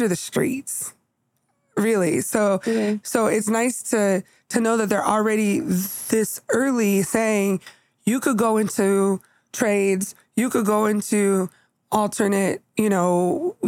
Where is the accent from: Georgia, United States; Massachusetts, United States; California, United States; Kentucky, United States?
California, United States; moved away; we're from California